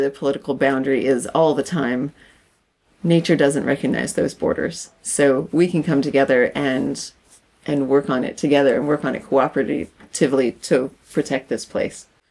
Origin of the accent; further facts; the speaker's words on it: Canada; I'm her Canadian counterpart